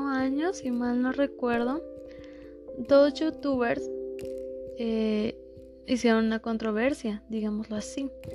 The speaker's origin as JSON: {"language": "Spanish", "country": "Mexico", "said": "nosotros como mexicanos"}